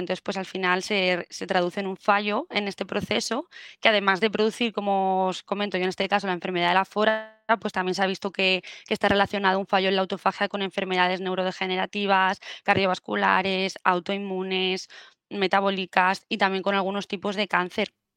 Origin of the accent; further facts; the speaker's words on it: Murcia, Region of Murcia, Spain; moved away as an adult; now in Valencia, Spain; fue la de Murcia porque yo soy de ahí